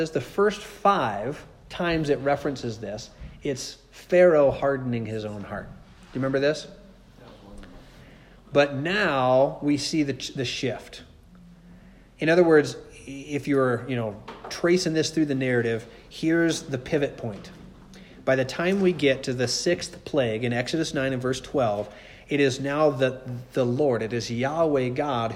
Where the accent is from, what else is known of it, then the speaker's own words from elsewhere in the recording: Nephi, Utah, United States; where I grew up in Nephi.